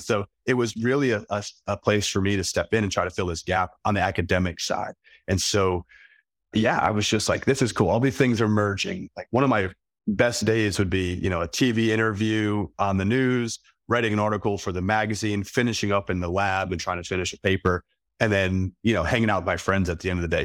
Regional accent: Philadelphia, Pennsylvania, United States; moved away as an adult; also born or lived in upstate New York / South Dakota; I grew up in Philly

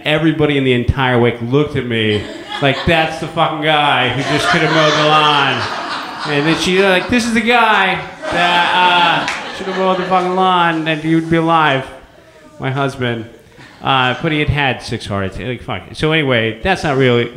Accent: San Francisco, California, United States; also born or lived in San Luis Obispo; growing up and born and raised in San Francisco

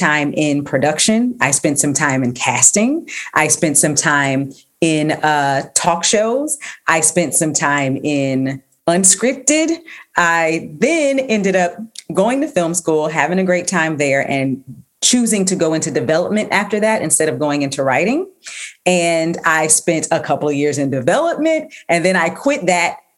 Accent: Texas, United States; moved away as an adult; also born or lived in New York; I'm from Texas

